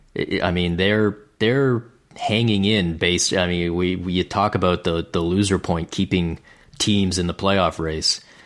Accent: Canada; as a Canadian

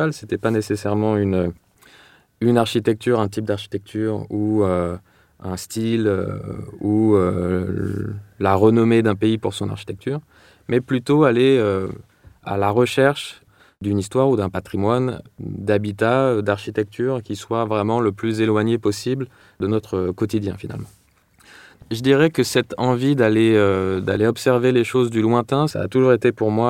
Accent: Paris, Île-de-France, France; also born or lived in London, United Kingdom; Donc la jeunesse, j'ai grandi à Paris et Londres, où mon père a, vécu pendant pas mal d'années.

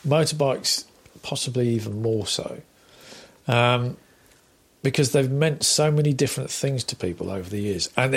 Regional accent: Exmouth, South West England, United Kingdom; also born or lived in Germany; now in Cambridgeshire, United Kingdom; I grew up in Devon, so I'm a Devon lad.

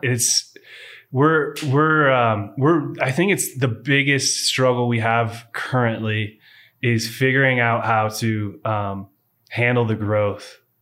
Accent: Walla Walla, Washington, United States; moved away; I was born in Walla Walla, Washington, before it was wine country

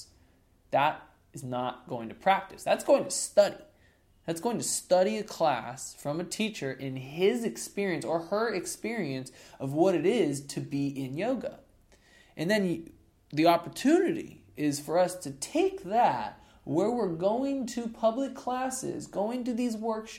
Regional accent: Boulder, Colorado, United States; it's in my hometown of Boulder

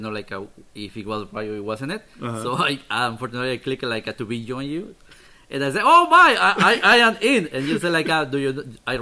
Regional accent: Michoacán, Mexico; English is a second language; moved away as an adult; now in United States; I grew up on Michoacan, Mexico.

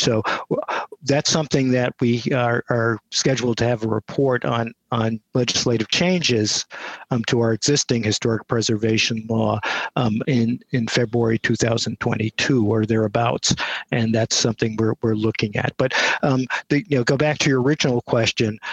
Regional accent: New York City, New York, United States; also born or lived in Buffalo, New York; now in Voorheesville, United States; I did grow up in Queens

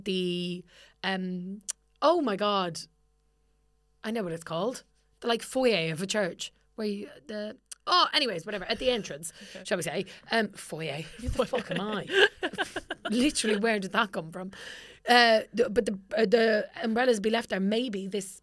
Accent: Ireland

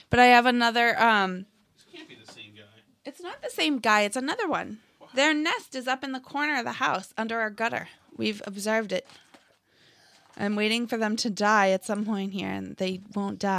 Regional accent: Massachusetts, United States; A little background on me. I grew up in Massachusetts, graduated from high school in 1988.

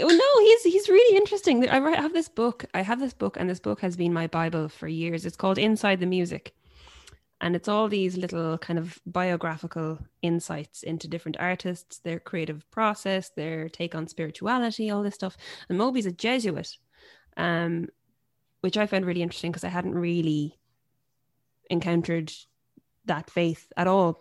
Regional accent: Limerick, Munster, Ireland; growing up somewhere like Limerick, as a female folk singer-songwriter

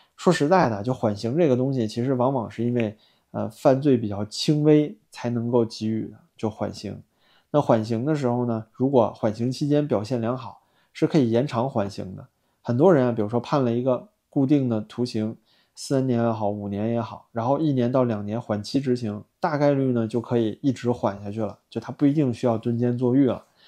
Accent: China; 我们一直在墙外啊，冒着风险，像我一个大陆人，冒着这样的风险做这些时政节目

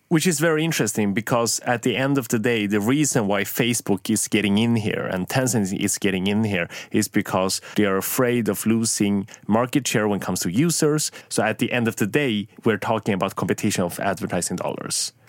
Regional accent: Sweden; I grew up in Sweden

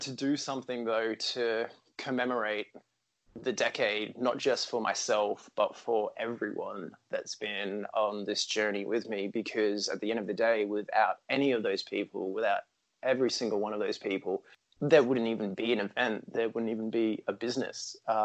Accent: Brisbane, Queensland, Australia; Australia is a big place and I'm from Brisbane

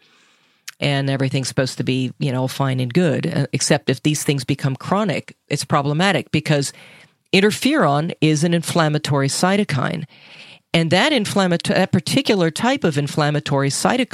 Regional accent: Minnesota, United States; I'm from Minnesota

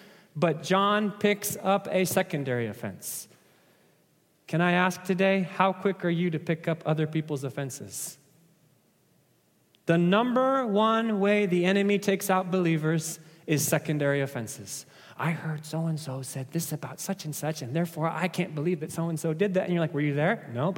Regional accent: Nairobi, Kenya; Let me illustrate with a story from growing up in Africa, right? Those of you that watch track and field running, you know that Kenyans love to run, right? I was born in Nairobi, Kenya.

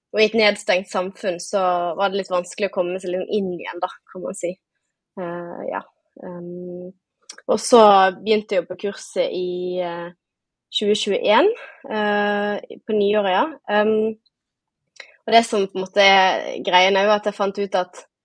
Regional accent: Bergen, Vestland, Norway; accent: Bergen dialect; som man sikkert hører på dialekten, så er jeg fra Bergen

